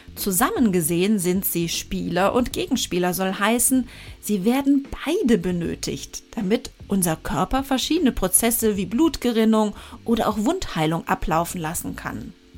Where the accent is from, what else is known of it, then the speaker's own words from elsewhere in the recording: Germany; bei uns in Deutschland